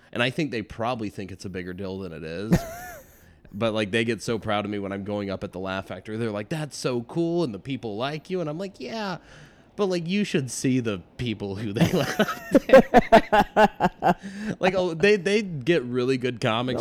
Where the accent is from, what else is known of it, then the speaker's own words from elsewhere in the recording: Midland, Texas, United States; moved away as an adult; also born or lived in Lubbock, Texas; now in Chicago, United States; So Midland, Texas is where I grew up